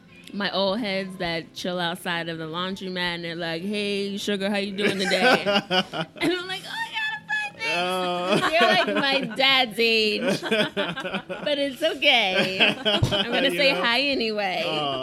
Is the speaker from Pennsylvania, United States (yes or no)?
yes; Philadelphia, Pennsylvania, United States; because I'm from North Philadelphia, so it's, like, those things are kind of normal for me